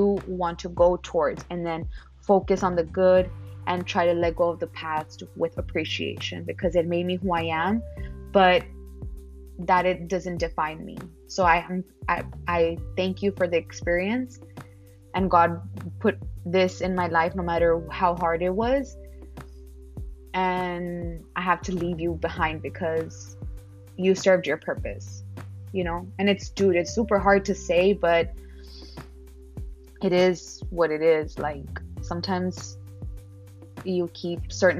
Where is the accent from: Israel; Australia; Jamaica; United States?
United States; Laredo, Texas; moved away as an adult; also born or lived in Dallas-Fort Worth, Texas; now in San Antonio, United States; I am born and raised in Laredo, Texas